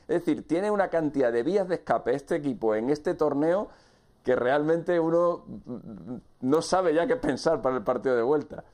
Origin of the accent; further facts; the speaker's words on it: Spain; en, nuestro país, en mi país